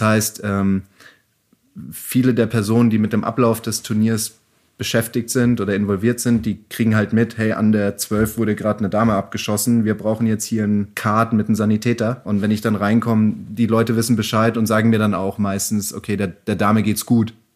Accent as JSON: {"language": "German", "country": "Germany", "said": "bei uns in Deutschland"}